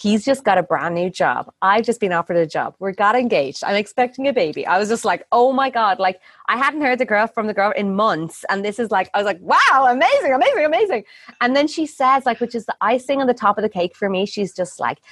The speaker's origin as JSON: {"language": "English", "country": "Ireland", "moved": "as an adult", "lives_now": "Ubud, Indonesia", "said": "I'm Irish."}